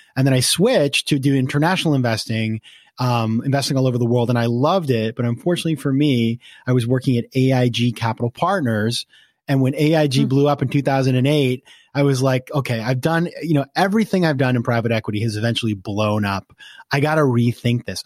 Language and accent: English; Sanford, Maine, United States; moved away as an adult; also born or lived in Washington, D.C.; I'm from Maine. I'm from a small town in Maine. It's called Sanford, 20,000 people four stoplights